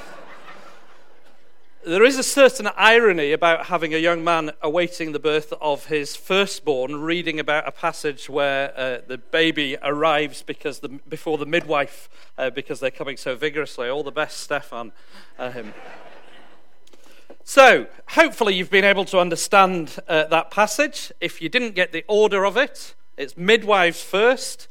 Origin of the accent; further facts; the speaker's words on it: Yorkshire and the Humber, United Kingdom; moved away as an adult; now in New Zealand; I come from Yorkshire in England.